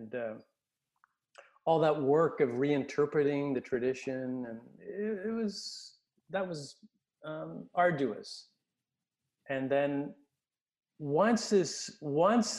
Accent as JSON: {"language": "English", "town": "Winnipeg", "region": "Manitoba", "country": "Canada", "tie": "born or raised there", "also_born_or_lived": "Kindersley, Saskatchewan", "said": "and then she moved to Winnipeg, and then I grew up in Winnipeg."}